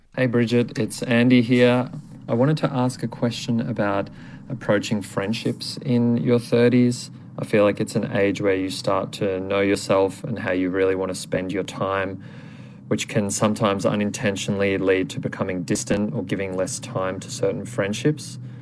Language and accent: English; Ballarat, Victoria, Australia; now in Melbourne, Australia; I'm from Ballarat and live in Melbourne